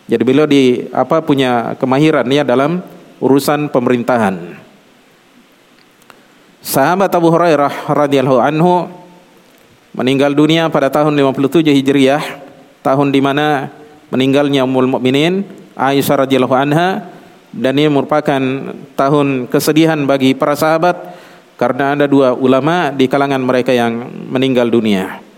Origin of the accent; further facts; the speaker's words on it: South Sulawesi, Indonesia; Seperti kalau orang Bugis kebetulan saya Bugis ya.